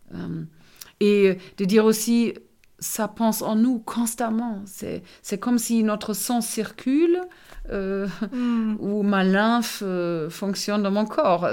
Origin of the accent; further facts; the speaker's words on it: Germany; first language German; French is a second language; moved away as an adult; now in France; je suis allemande